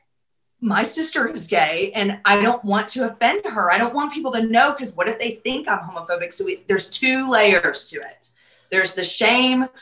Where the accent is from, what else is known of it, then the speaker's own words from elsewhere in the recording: the South, United States; I grew up in the South